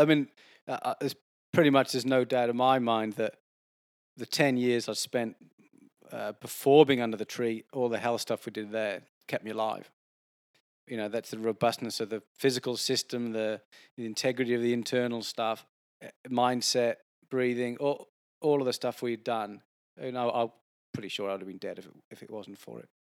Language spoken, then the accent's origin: English; Wales, United Kingdom; now in Sydney, Australia; I grew up in Wales where it does rain a fair bit